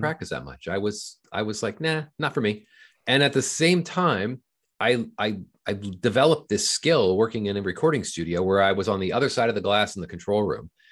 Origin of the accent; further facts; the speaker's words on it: Southern California, United States; I grew up in Southern California